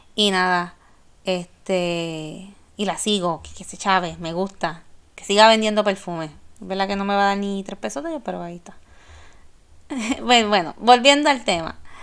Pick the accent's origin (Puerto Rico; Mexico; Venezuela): Puerto Rico; San Juan; cuando Hard Rock Café era en el viejo San Juan, y papi nos dejaba en la puerta